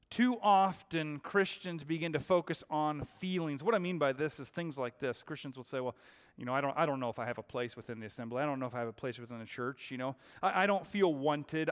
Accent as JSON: {"language": "English", "town": "Seattle", "region": "Washington", "country": "United States", "tie": "born or raised there", "moved": "yes", "lives_now": "Arizona, United States", "said": "I was born and raised in the Seattle area."}